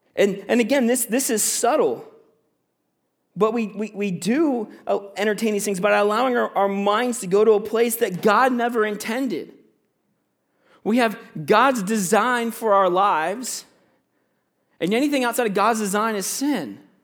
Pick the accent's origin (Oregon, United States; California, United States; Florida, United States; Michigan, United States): Florida, United States; moved away as an adult; also born or lived in Virginia; now in Canada; I'm from Virginia, right? But I grew up in Florida